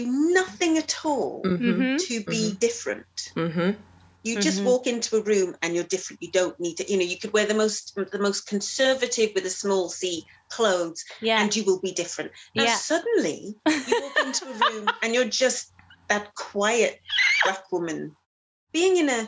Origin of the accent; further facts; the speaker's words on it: Cardiff, Wales, United Kingdom; accent: Cardiff; moved away as an adult; now in London, United Kingdom; I grew up in Cardiff